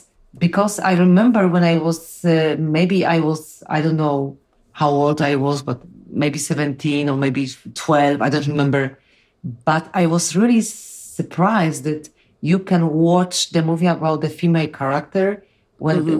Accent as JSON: {"language": "English", "country": "Poland", "second_language": "English", "said": "I'm from Poland. We are very close to the war"}